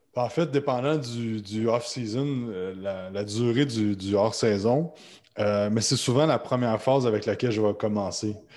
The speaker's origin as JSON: {"language": "French", "region": "Quebec", "country": "Canada", "said": "comme vous l'entendez avec ma voix, je suis québécois"}